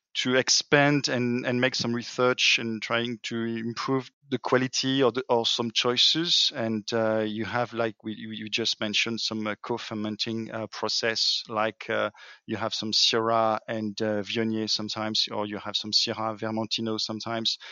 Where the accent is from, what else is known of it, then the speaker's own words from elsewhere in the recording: France; accent: French; English is a second language; my French accent